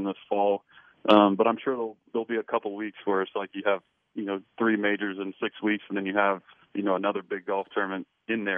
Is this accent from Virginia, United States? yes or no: yes; Blacksburg, Virginia, United States; I grew up in Blacksburg up the road